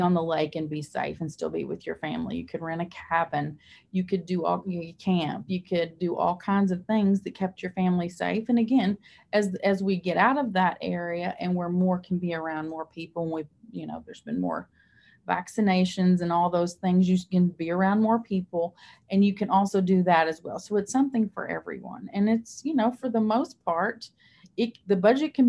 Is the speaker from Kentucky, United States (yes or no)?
yes; Somerset, Kentucky, United States; I'm from Somerset